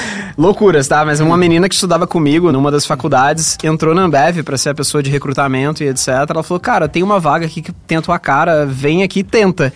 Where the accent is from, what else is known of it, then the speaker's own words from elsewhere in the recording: Rio de Janeiro, Brazil; moved away as an adult; now in São Paulo, Brazil; eu sou carioca, mas eu tô aqui há 10 anos já em São Paulo